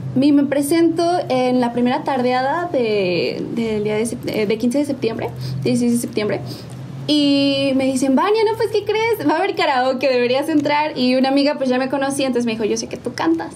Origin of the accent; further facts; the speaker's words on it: San Juan del Río, Querétaro, Mexico; Soy originaria de mi bello San Juan del Río